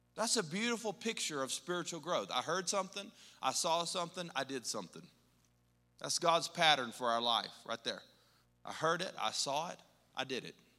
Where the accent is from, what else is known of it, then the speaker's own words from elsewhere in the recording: Texas, United States; moved away as an adult; now in Colorado, United States; we're from Texas